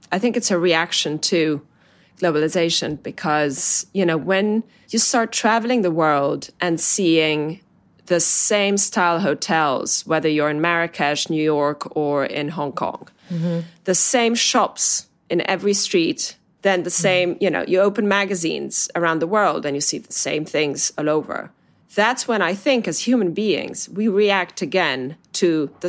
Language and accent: English; Italy; now in London, United Kingdom; about my home country, about Italy, and seeing both with completely different eyes.